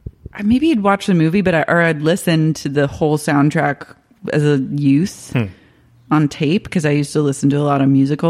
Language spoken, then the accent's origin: English; Oklahoma, United States; I'm from Oklahoma.